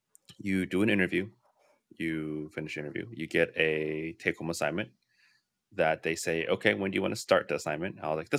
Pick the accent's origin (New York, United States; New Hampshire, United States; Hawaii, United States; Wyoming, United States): New York, United States; The culture of New York is, I'm a New Yorker.